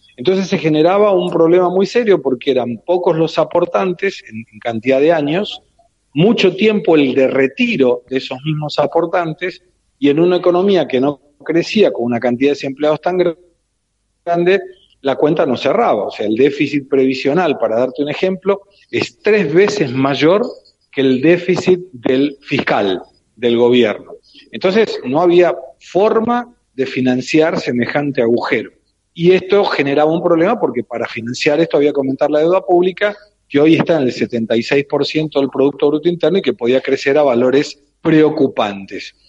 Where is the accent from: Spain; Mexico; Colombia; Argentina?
Argentina; now in São Paulo, Brazil; nosotros de Argentina